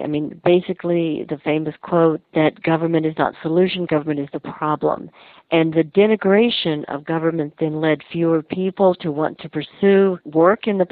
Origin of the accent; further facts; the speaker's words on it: Texas, United States; I grew up in Texas